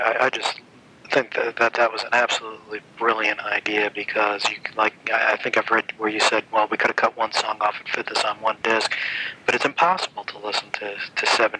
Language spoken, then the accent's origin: English; New York, United States; now in Indianapolis, United States; I grew up in New York, and I've lived in Indianapolis for 9 years